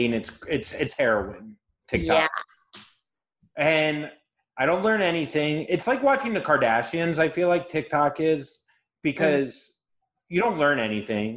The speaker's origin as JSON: {"language": "English", "region": "Florida", "country": "United States", "said": "I'm from Florida"}